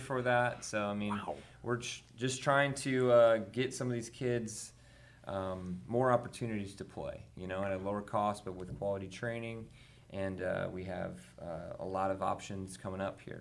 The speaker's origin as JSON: {"language": "English", "region": "Minnesota", "country": "United States", "tie": "born or raised there", "also_born_or_lived": "North Dakota", "moved": "as an adult", "lives_now": "Texas, United States", "said": "I grew up in Minnesota"}